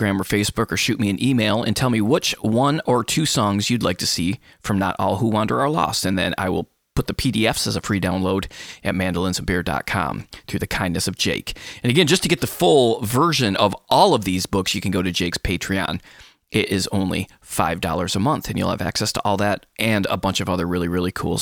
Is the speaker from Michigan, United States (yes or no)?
yes; Michigan, United States; my home state of Michigan